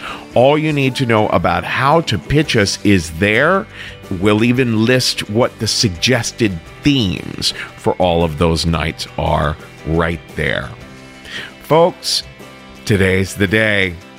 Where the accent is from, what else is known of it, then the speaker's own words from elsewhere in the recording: Cincinnati, Ohio, United States; moved away; On February 8th, we're in Cincinnati. That's my hometown.